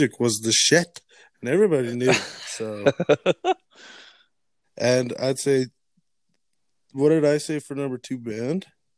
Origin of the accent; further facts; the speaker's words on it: Alberta, Canada; Those are my hometown heroes